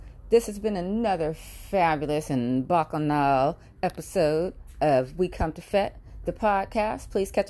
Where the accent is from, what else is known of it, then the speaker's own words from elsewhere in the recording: California, United States; I am from California, but I have been in love with Caribbean culture all of my life